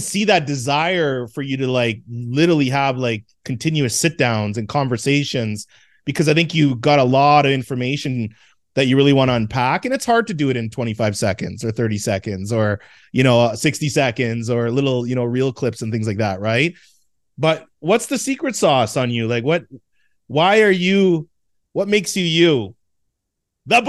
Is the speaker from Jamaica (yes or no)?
yes; Jamaica; I'm Jamaican.